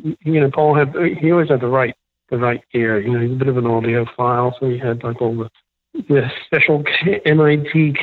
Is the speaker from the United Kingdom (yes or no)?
yes; England, United Kingdom; moved away as an adult; also born or lived in San Francisco; now in Los Angeles, United States; went back to England.